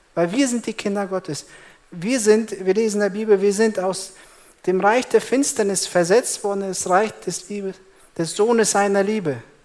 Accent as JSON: {"language": "German", "country": "Germany", "said": "bei uns in Deutschland"}